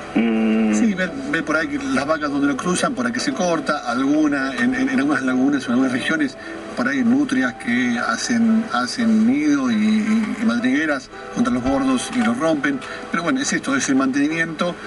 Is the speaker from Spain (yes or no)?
no; Argentina; somos así los argentinos